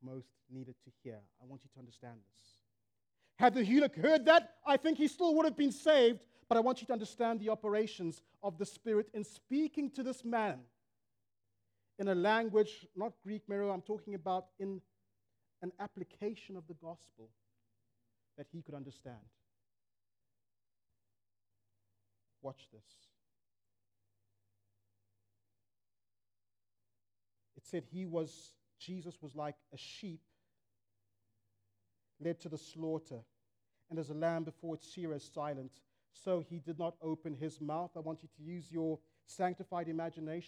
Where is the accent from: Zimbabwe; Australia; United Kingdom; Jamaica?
Zimbabwe; my homeland, Zimbabwe